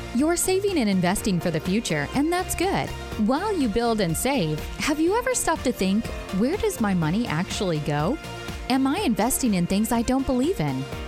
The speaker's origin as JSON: {"language": "English", "region": "California", "country": "United States", "said": "I'm from California"}